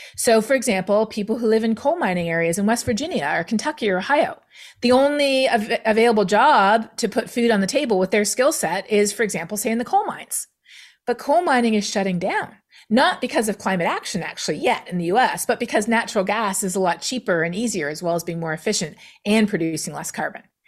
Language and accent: English; Canada; being Canadian